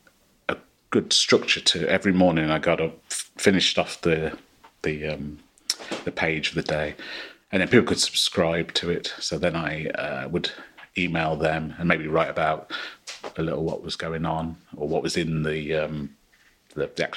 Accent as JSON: {"language": "English", "region": "Midlands", "country": "United Kingdom", "tie": "born or raised there", "said": "I grew up in the Midlands in the late 70s and early 80s."}